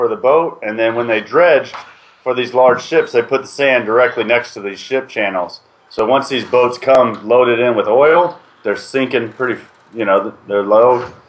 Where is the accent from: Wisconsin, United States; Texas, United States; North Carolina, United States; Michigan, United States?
Texas, United States; Corpus Christi; moved away; I grew up down in Corpus Christi, which is about 2.5 hours north of the border.